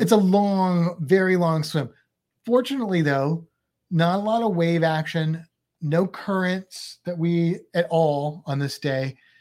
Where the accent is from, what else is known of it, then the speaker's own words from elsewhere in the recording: United States; i only speak one language because I'm American